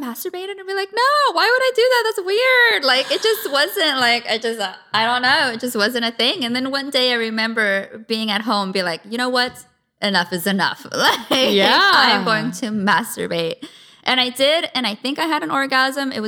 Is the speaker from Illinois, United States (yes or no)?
no; San Diego, California, United States; I grew up in San Diego. Okay. Born and raised.